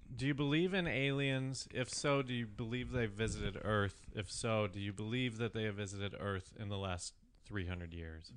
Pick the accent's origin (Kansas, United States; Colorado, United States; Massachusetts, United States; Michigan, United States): Colorado, United States; Fort Collins; we're from Fort Collins, which is a college town